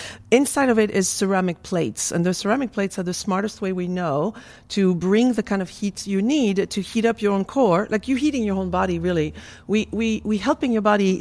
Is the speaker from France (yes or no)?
yes; France; moved away; I'm from France